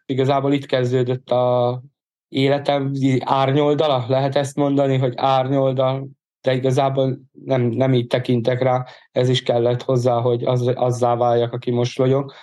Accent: Bag, Pest, Hungary; born or raised there; also born or lived in Budapest

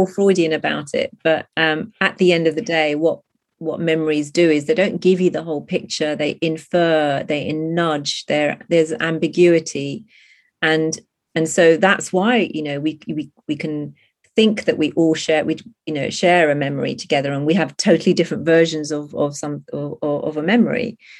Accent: India; she's an Indian protagonist, and so I'm Indian

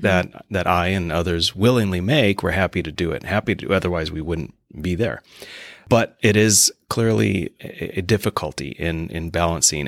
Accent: Mandan, North Dakota, United States; moved away as an adult; now in Bismarck, United States; I'm originally from Mandan, and, um, currently living in Bismarck, have been since I came back, uh, to the state.

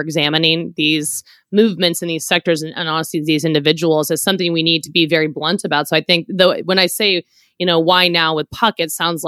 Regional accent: San Francisco, California, United States; I'm similarly from San Francisco

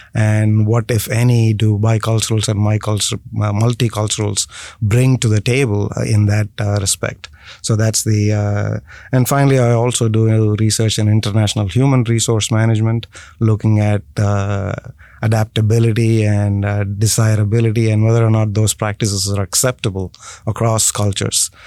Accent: India; moved away; born and raised in India first.

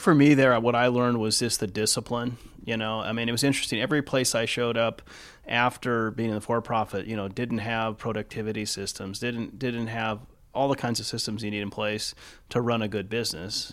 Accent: Los Angeles, California, United States; moved away as an adult; also born or lived in Seattle area / Newport Beach; now in Seattle, United States; I was born and raised in the East Los Angeles area

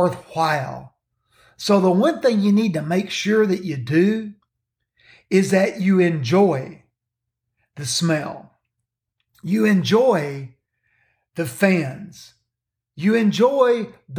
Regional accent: Kentucky, United States; The state of Kentucky, my home state

